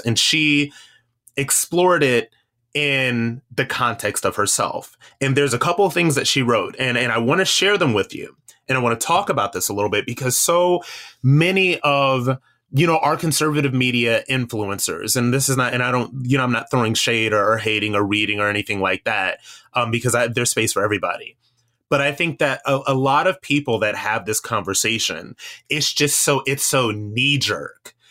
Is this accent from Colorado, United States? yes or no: no; Akron, Ohio, United States; I am from Akron, Ohio.